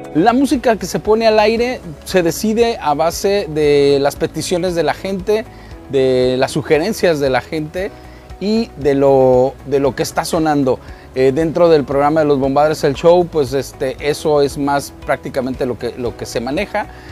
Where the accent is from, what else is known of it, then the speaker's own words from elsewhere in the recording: Guadalajara, Jalisco, Mexico; nací con esos, con esos orígenes, nací escuchando la banda en Guadalajara, Jalisco